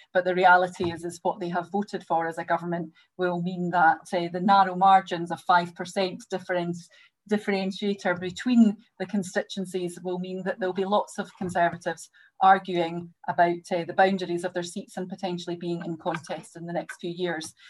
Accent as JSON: {"language": "English", "town": "Greenock", "region": "Scotland", "country": "United Kingdom", "tie": "born or raised there", "said": "David and I have things in common in that we're both from Greenock"}